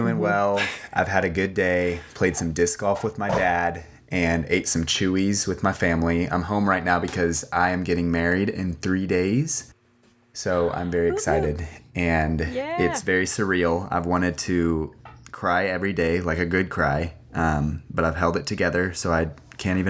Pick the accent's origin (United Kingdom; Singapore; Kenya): Singapore; now in Austin, United States; I am from Singapore. That's where I grew up. But now I live in Austin, Texas